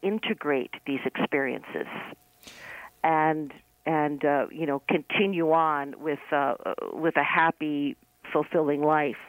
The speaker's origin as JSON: {"language": "English", "town": "New York City", "region": "New York", "country": "United States", "said": "I'm from New York City"}